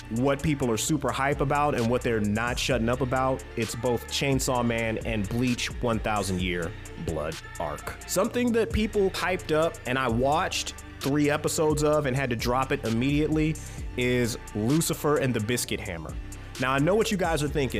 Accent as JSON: {"language": "English", "country": "United States", "said": "I'm an American"}